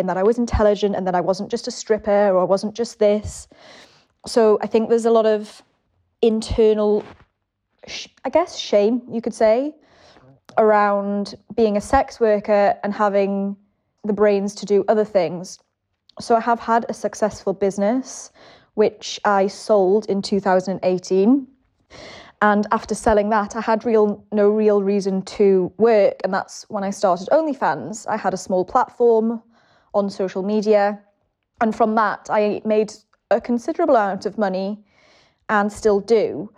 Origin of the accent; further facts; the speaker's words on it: England, United Kingdom; So I'm …. I'm 33. I'm English.